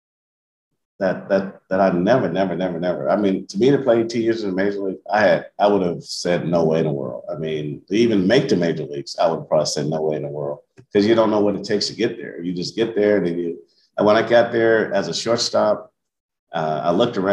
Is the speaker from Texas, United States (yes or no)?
no; Kansas City, Missouri, United States; 18 years in the major leagues in my hometown